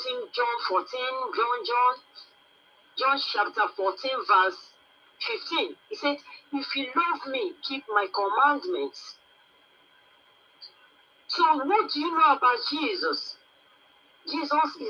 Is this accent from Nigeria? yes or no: yes; Nigeria; I'm from Nigeria